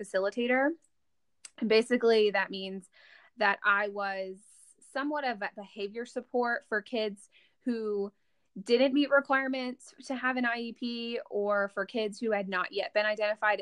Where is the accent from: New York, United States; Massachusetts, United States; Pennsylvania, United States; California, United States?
Pennsylvania, United States; moved away as an adult; I'm from Pennsylvania